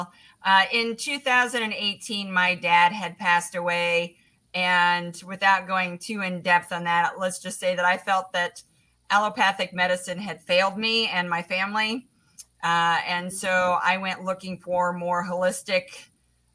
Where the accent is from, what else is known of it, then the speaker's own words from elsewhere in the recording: Indianapolis, Indiana, United States; also born or lived in Southern California; growing up in Indianapolis